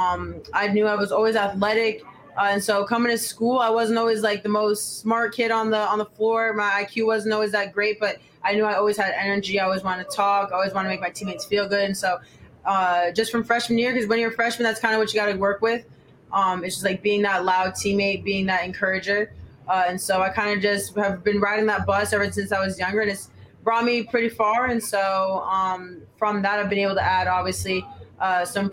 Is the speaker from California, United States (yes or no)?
no; Lebanon, New Hampshire, United States; moved away; I was born and raised in Lebanon, New Hampshire.